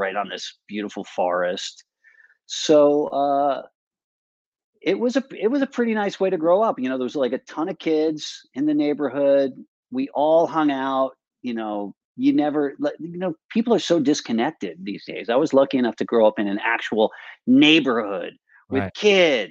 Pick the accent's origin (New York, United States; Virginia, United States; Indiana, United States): New York, United States; Westchester; also born or lived in New Rochelle, New York; I grew up in Westchester.